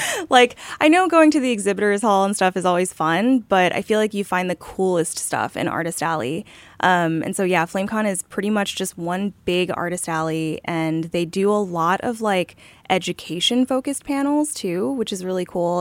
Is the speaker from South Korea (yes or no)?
yes; South Korea; moved away; I was growing up in Korea at the time